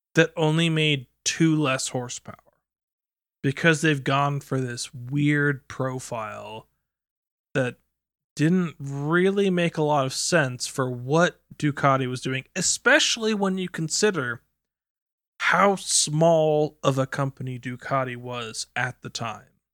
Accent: United Kingdom; as British citizens

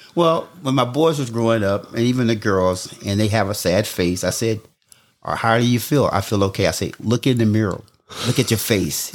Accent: Jesup, Georgia, United States; I grew up in Southeast Georgia, a town called Jessup, Georgia

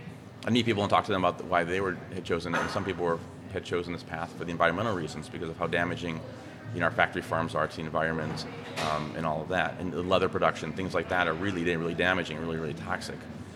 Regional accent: Midwest, United States; I grew up in the Midwest, eating meat, just what we did.

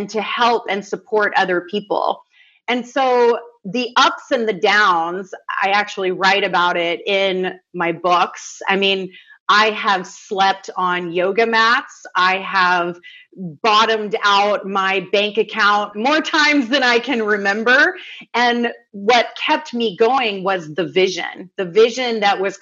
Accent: the South, United States; I grew up in the South where hospitality and kindness is an art form.

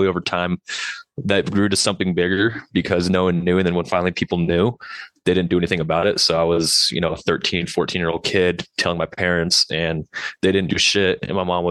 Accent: Boise, Idaho, United States; I was born in Boise, Idaho

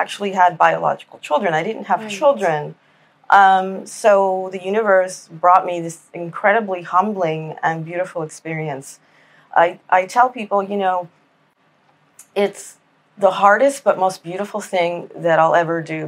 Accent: Miami, Florida, United States; moved away as an adult; now in Washington, D.C., United States; I live in D.C. now. I've been here since 2018, but I'm originally from Miami

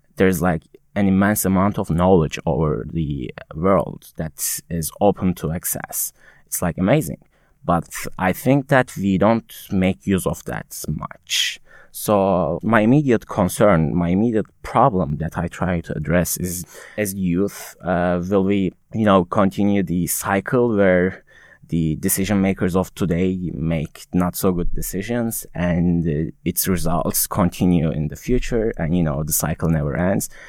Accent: Konya, Turkey; English is a second language; moved away as an adult; also born or lived in Istanbul; now in United States; I'm not from Istanbul directly. My hometown is another city in Turkey called Konya

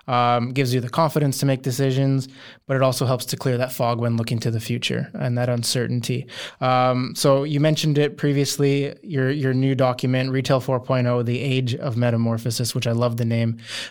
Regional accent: Canada; As a Canadian, I grew up on the ice, so that's perfect.

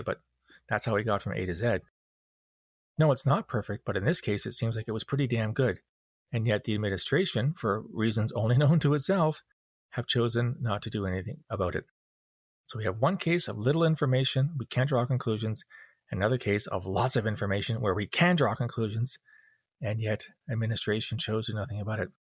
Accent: Canada; I'm not an American. I'm a Canadian

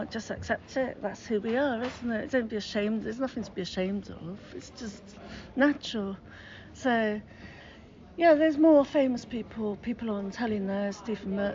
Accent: Bristol, South West England, United Kingdom; born or raised there

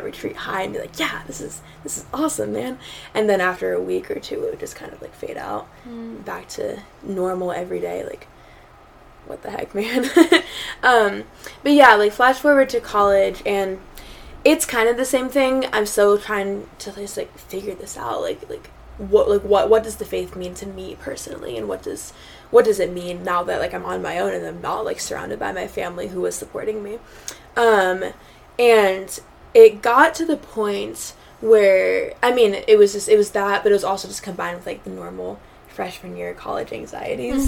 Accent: Phoenix, Arizona, United States; moved away; I'm from Phoenix, Arizona

